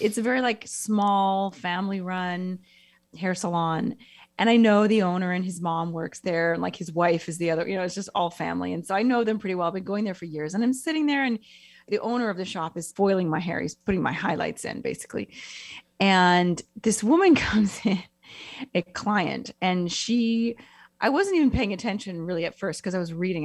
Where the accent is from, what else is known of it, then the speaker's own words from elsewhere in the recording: United States; moved away as an adult; now in Italy; I'm American